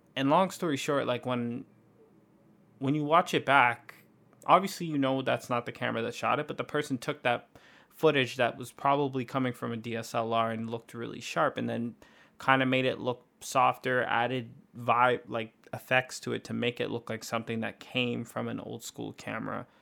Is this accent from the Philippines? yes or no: no; Canada; we're from Canada